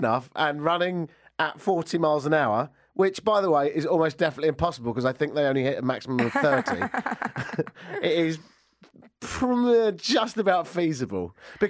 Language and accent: English; United Kingdom; now in Canada; as a Brit